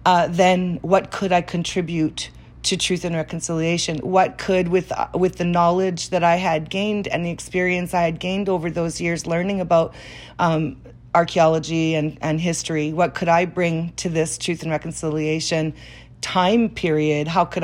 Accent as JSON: {"language": "English", "town": "Winnipeg", "region": "Manitoba", "country": "Canada", "tie": "born or raised there", "said": "I grew up in the Franco-Manitoban and Métis communities here, and I'm from a family that's pretty common around here, which is a very blended family."}